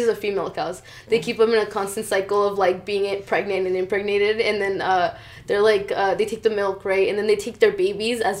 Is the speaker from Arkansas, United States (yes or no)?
no; Fresno, California, United States; I was born in Fresno